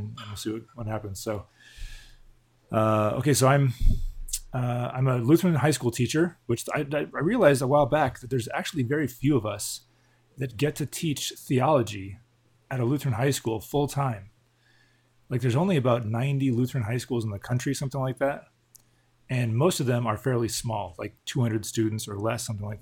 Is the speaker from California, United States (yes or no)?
yes; Southern California, United States; I grew up in Southern California, went to a church there my whole life. Didn't move around at all